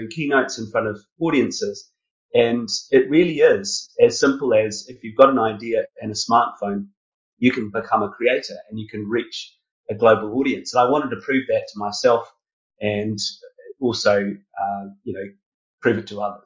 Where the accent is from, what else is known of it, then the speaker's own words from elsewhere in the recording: New Zealand; moved away as an adult; also born or lived in United Kingdom; I grew up in New Zealand.